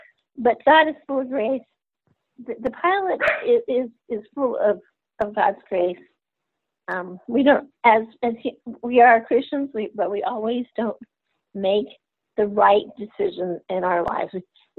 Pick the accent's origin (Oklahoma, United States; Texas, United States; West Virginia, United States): Texas, United States; also born or lived in Germany / Middle East / Central America; now in Louisiana, United States; My father was in the military. I've been on every continent but Antarctica. I've lived abroad. I'm a Texan at heart. I live in Louisiana right now because of my job.